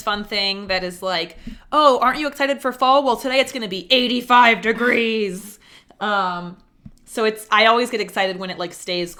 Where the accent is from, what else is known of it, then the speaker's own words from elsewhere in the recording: East Coast, United States; now in Kansas City, United States; I grew up on the East Coast